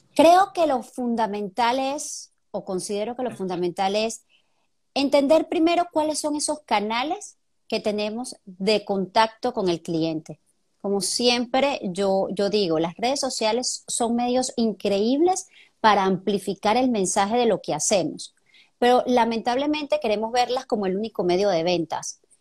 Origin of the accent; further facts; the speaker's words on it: Venezuela; moved away as an adult; now in Panama; somos igualitos, venezolanos